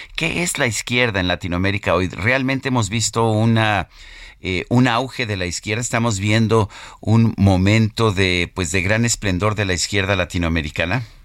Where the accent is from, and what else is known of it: Mexico